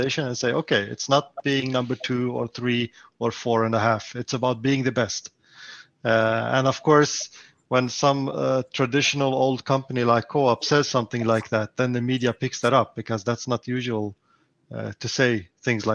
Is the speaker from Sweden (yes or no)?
yes; Stockholm, Stockholm County, Sweden; I'm from Stockholm in Sweden